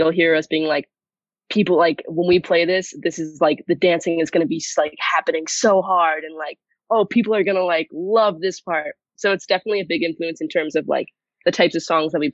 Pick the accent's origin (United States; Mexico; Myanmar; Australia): United States; New York; I'm from New York